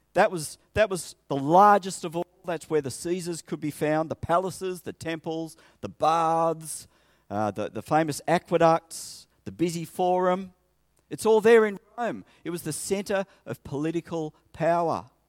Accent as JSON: {"language": "English", "town": "Sydney", "region": "New South Wales", "country": "Australia", "tie": "born or raised there", "also_born_or_lived": "Coffs Harbour", "moved": "as an adult", "said": "I grew up in Sydney."}